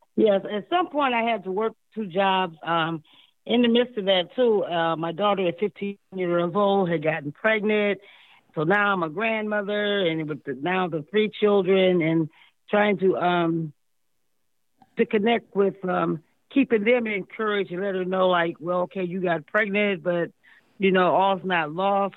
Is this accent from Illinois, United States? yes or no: no; Akron, Ohio, United States; moved away as an adult; also born or lived in California; now in Columbus, United States; My hometown is in Akron